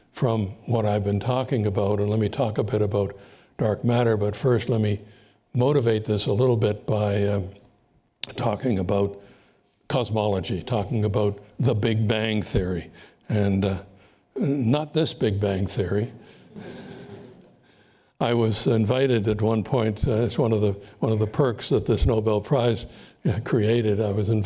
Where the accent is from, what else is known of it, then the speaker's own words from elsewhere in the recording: Canada; as a Canadian